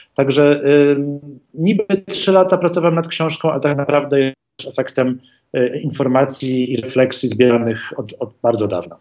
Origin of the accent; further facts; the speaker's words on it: Warsaw, Masovian Voivodeship, Poland; urodziłem się w Warszawie, chociaż moja rodzina jest zupełnie z, z innych części Polski pozbierana i od dzieciństwa się interesuję Warszawą